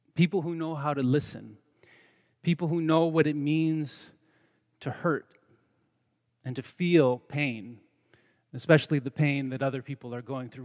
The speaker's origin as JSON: {"language": "English", "country": "United States", "said": "I am an American man"}